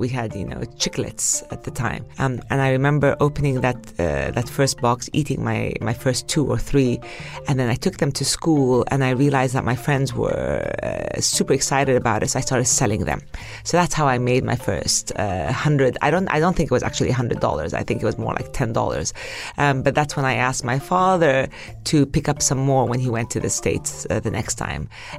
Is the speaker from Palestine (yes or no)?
yes; Palestine; also born or lived in Kuwait; We grew up very close and we grew up with the values that at the end of the day, we were Palestinian. We were expats.